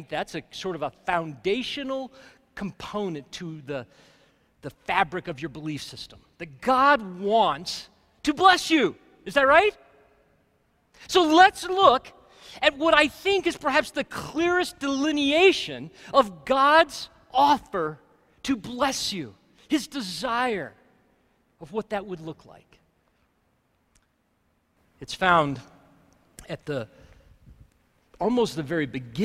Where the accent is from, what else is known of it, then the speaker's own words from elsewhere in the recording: Alabama, United States; now in Colorado, United States; I grew up in Alabama